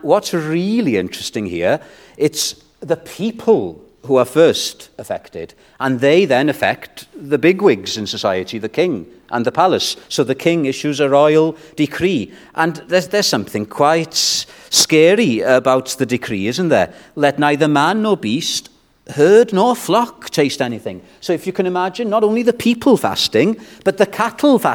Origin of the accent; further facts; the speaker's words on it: Wales, United Kingdom; I'm a Welshman